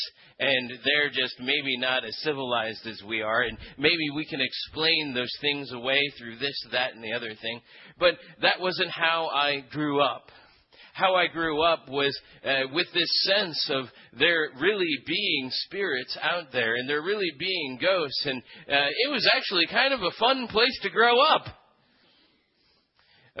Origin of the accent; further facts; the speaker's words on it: Philippines; moved away; I grew up in the Philippines, and one of the things about growing up in the Philippines is that you grow up with a sense of the supernatural that you don't really have in Western culture here